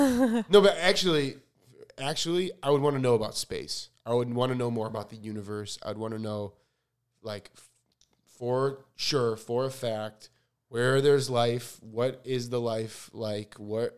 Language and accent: English; Chicago, Illinois, United States; now in Los Angeles, United States; I'm from Chicago. I have four siblings who are all my best friends.